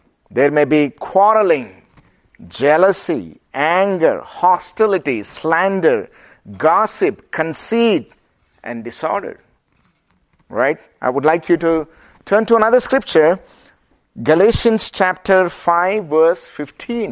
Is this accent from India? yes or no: yes; India; accent: Indian; my Indian accent